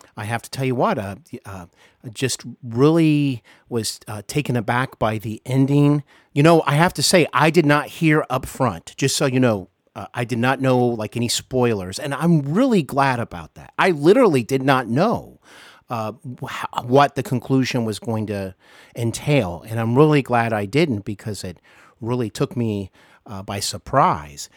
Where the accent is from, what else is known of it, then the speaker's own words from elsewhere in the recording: Ohio, United States; also born or lived in Los Angeles / North Carolina; here in my home state of Ohio